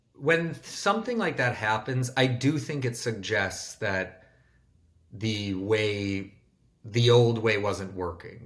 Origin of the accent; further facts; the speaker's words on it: Bloomfield Hills, Michigan, United States; I grew up in Michigan in a suburb called Bloomfield Hills where there was no downtown.